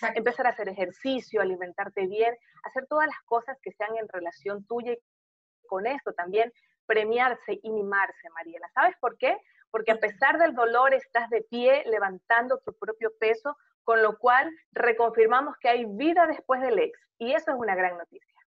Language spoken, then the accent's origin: Spanish; Portoviejo, Manabí, Ecuador; moved away; also born or lived in Guayaquil; hoy estoy en Puerto Viejo